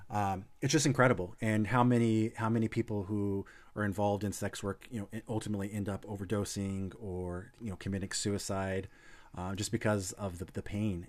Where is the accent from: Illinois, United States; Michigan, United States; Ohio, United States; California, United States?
Illinois, United States; moved away; hometown in Illinois, uh, small town